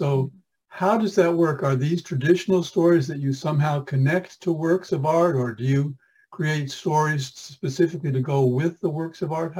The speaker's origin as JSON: {"language": "English", "region": "New York", "country": "United States", "tie": "born or raised there", "said": "I grew up in New York State"}